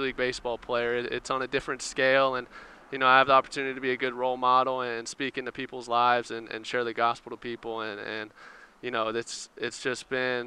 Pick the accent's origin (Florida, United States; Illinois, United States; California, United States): California, United States; Southern; I'm from Southern California